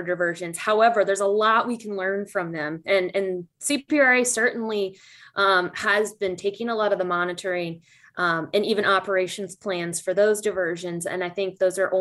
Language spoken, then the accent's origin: English; Midwest, United States; I'm a Midwesterner at heart